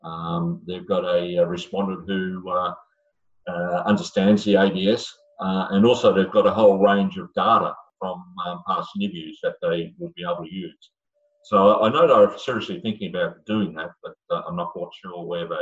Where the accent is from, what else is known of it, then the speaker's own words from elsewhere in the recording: Australia; I was invited to write a few as Australian statistician.